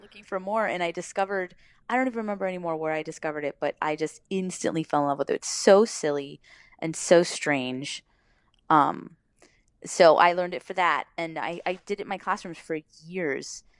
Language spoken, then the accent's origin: English; Miami, Florida, United States; moved away; also born or lived in Los Angeles; I grew up in Miami, so it's kind of a Spanglish